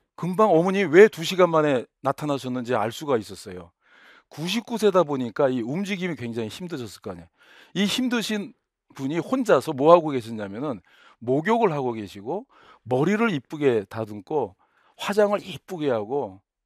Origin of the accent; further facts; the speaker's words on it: South Korea; moved away as an adult; also born or lived in Ohio, United States; 한국 돌아갈 수도 없고